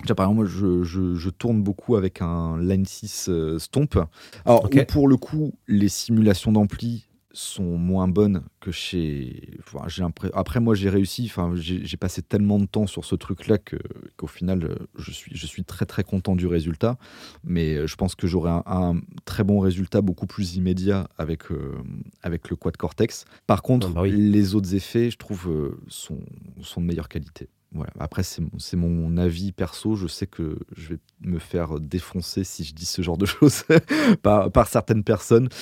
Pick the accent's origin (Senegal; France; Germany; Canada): France; je suis français